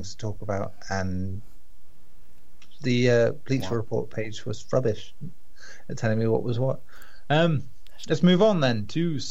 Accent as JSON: {"language": "English", "region": "England", "country": "United Kingdom", "said": "We're English"}